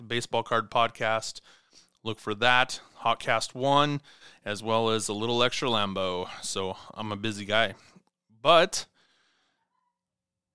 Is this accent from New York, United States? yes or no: no; Clarkston, Washington, United States; from Clarkston, Washington, my hometown